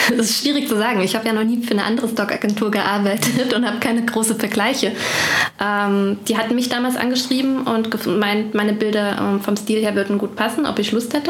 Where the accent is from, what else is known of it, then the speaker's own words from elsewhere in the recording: Ore Mountains, Saxony, Germany; now in Bonn, Germany; Ursprünglich komme ich aus Sachsen, aus dem Erzgebirge